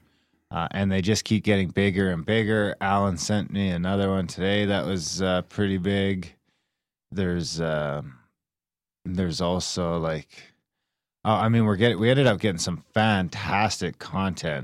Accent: Canada; Native Canadian? Yeah, I guess.

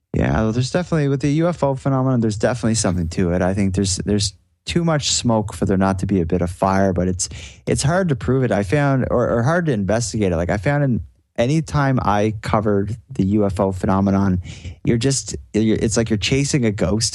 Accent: Sydney, Nova Scotia, Canada; I'm from Sydney, which is like the biggest city in Cape Breton

